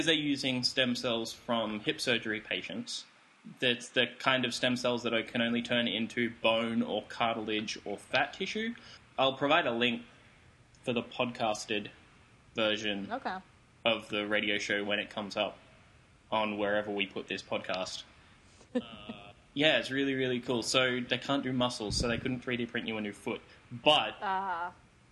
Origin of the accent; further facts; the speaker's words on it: Australia; I'm from Australia.